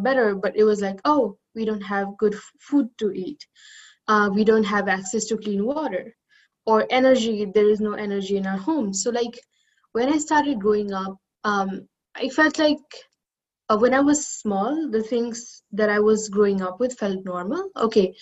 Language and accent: English; Kathmandu, Bagmati, Nepal; moved away as an adult; I was growing up in Kathmandu city, which is like the capital of the country